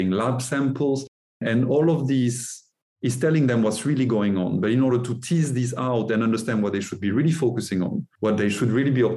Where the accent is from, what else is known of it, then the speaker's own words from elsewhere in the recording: France; also born or lived in Norway; now in Texas, United States; I'm French originally